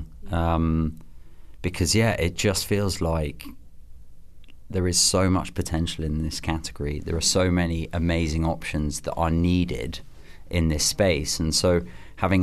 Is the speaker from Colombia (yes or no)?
no; England, United Kingdom; being English